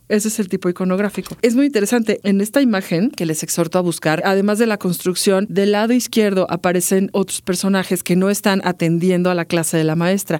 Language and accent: Spanish; Mexico